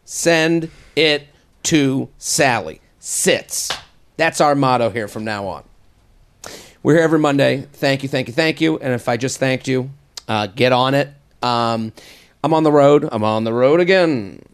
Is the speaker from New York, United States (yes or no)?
no; Needham, Massachusetts, United States; moved away; I'm from Boston. are outside of Boston from a town called Needham